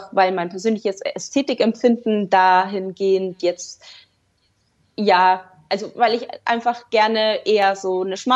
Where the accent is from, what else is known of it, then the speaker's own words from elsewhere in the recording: Rosenheim, Bavaria, Germany; Also ich komme aus dem wunderschönen Rosenheim in Oberbayern